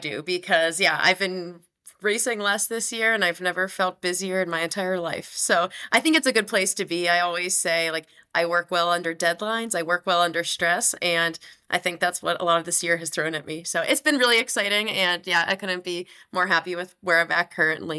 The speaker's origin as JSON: {"language": "English", "town": "Johnstown", "region": "Pennsylvania", "country": "United States", "tie": "born or raised there", "lives_now": "Salt Lake City, United States", "said": "Yeah, so I grew up in Western Pennsylvania in a town, Johnstown, and it's a little bit outside of Pittsburgh, and home is a really special place to me. I don't get there quite as often living out here in Salt Lake City, Utah."}